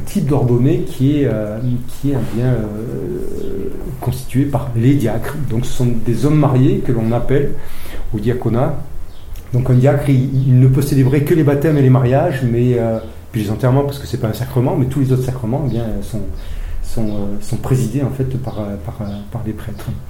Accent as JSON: {"language": "French", "town": "Briançon", "region": "Provence-Alpes-Côte d'Azur", "country": "France", "tie": "born or raised there", "moved": "as an adult", "said": "je suis briançonné. Donc, je suis né à Briançon, dans les Hautes-Alpes où je suis né et j'en suis parti à 18 ans"}